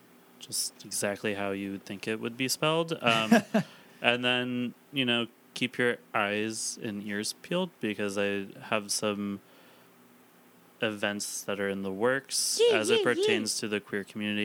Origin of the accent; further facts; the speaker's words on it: East Coast, United States; I'm from the East Coast. It's so hard to be like, West Coast or die, you know, because I'm like not from here.